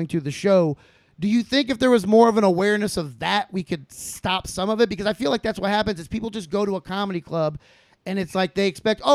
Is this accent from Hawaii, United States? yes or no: yes; Honolulu, Hawaii, United States; now in Indiana, United States; I was born in Honolulu, Hawaii, and have been stuck in fucking Indiana.